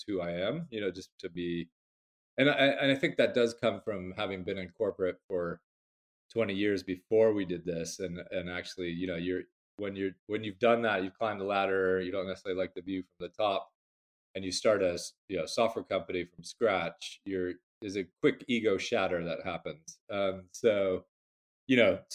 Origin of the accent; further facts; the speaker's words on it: Bay Area, California, United States; moved away as an adult; now in London, United Kingdom; I'm originally from the Bay Area, California, but I'm a proper Londoner. I've been here 15 long winters